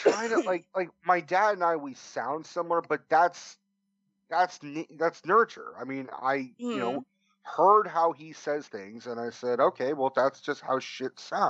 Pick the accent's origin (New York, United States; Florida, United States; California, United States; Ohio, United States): California, United States; Oakland; accent: East Coast; I have an East Coast voice, but I grew up in the Bay Area in San Francisco.